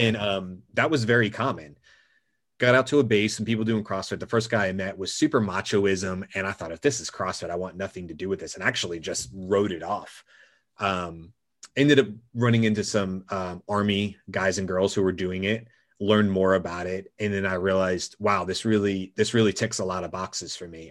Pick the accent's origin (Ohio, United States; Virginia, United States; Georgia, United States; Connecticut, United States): Georgia, United States; my parents were born and raised in Brooklyn, uh, but I spent most of my life growing up in Georgia.